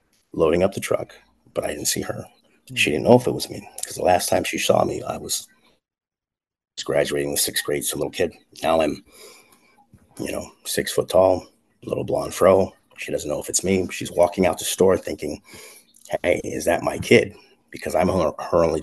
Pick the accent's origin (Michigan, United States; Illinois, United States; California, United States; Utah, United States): California, United States; also born or lived in Sierra Leone; I wasn't raised there, but I know it because I stay connected to it